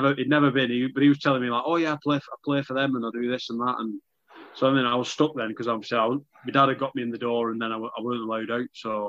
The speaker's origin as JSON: {"language": "English", "town": "Wigan", "region": "North West England", "country": "United Kingdom", "tie": "born or raised there", "said": "Yeah, I mean, obviously Wigan's, it always has been rugby league mad."}